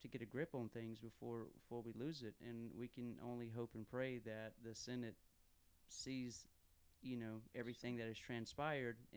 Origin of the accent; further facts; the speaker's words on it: Fairfield, South Carolina, United States; District 41, that's where I live, you know, so I'm from Fairfield